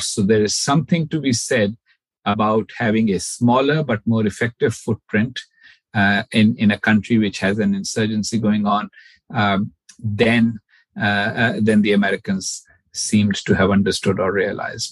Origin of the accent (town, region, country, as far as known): Pakistan; born or raised there; moved away as an adult; now in United States